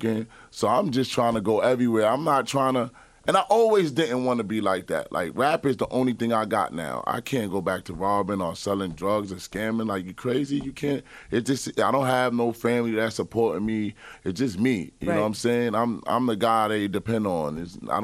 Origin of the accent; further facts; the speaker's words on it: New York City, New York, United States; I'm from Flatbush